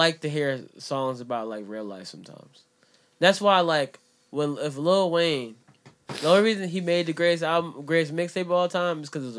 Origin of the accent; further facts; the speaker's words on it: Jamaica; But I like … because I'm Jamaican.